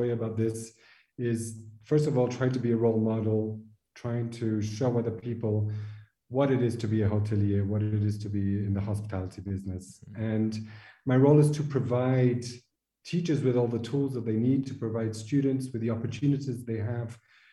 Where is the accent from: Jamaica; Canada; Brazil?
Brazil; also born or lived in France / French Polynesia / Qatar / Kuwait; now in Switzerland; I'm originally from Brazil